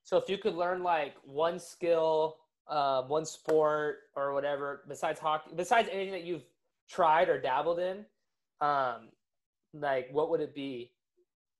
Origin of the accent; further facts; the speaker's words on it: Orange County, California, United States; now in Hawaii, United States; I'm from Orange County